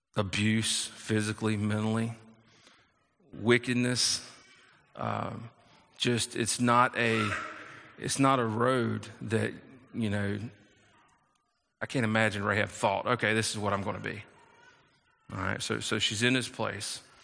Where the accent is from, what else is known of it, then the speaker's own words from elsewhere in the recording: South Carolina, United States; I was raised in, in South Carolina, and, and so I'm from the South